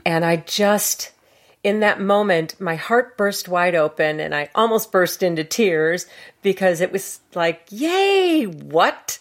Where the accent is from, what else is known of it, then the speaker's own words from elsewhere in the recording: Chicago, Illinois, United States; moved away; also born or lived in Kansas City / Santa Fe / San Diego; I'm from Chicago